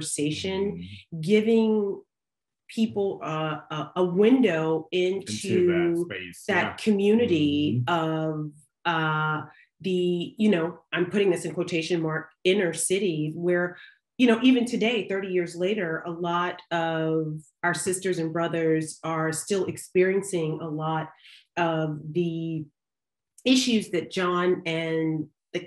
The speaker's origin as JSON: {"language": "English", "region": "the South", "country": "United States", "tie": "born or raised there", "said": "I grew up in the South"}